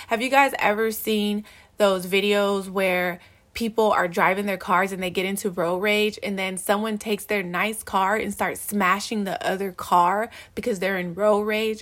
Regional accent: Los Angeles, California, United States; I grew up in South Central, I grew up, like, on a hundred and eighteenth and Avalon

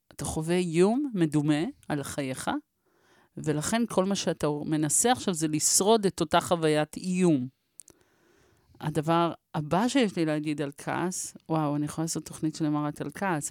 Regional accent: Israel; אנחנו מדינה כועסת

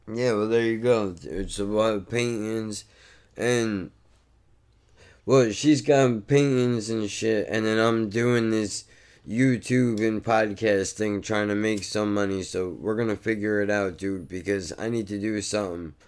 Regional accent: Ocean Gate, New Jersey, United States; Growing up in Ocean Gate

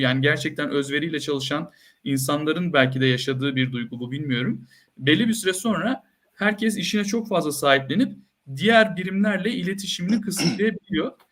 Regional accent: Antakya, Hatay, Turkey; moved away as an adult; also born or lived in Ankara; bin dokuz yüz seksen dört doğumluyum, Antakya doğumluyum.

